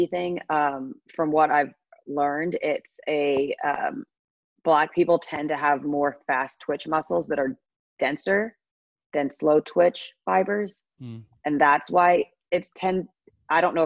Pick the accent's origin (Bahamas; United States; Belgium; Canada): Bahamas; growing up in the Bahamas